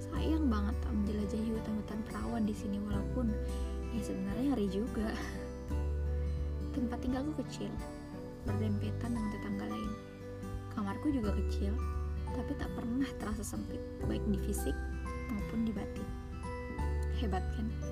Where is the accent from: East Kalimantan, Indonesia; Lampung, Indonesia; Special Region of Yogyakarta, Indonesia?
East Kalimantan, Indonesia; Muara Badak; Aku dibesarkan di sini.